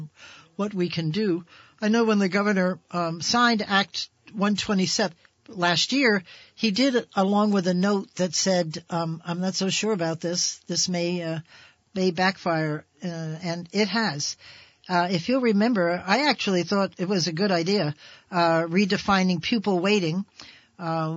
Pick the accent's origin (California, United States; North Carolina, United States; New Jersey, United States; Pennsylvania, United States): New Jersey, United States; now in Vermont, United States; New Jersey, which is my home state.